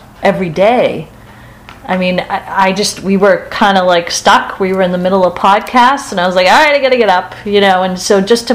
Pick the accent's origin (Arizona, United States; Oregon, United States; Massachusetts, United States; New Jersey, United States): Massachusetts, United States; Boston; we're from Boston